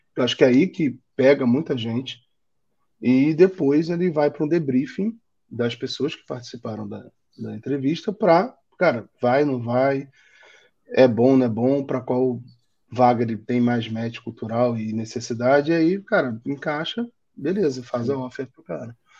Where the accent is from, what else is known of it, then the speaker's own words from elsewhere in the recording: Rio de Janeiro, Brazil; accent: carioca; moved away as an adult; now in São Paulo, Brazil; meu sotaque acho que entrega que eu sou carioca, mas eu já moro em São Paulo tem três anos e não volto para o Rio